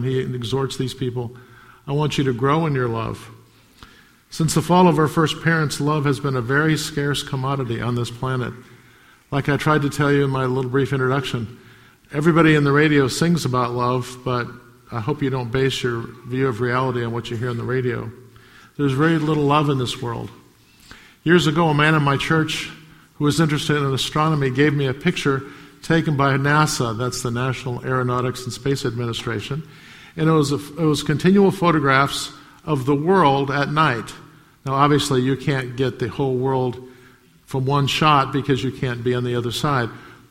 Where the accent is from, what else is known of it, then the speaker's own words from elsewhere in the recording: United States; I grew up in America